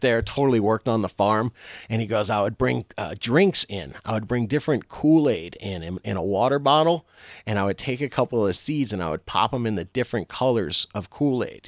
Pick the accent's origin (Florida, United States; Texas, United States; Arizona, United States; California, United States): Florida, United States; I'm from Florida.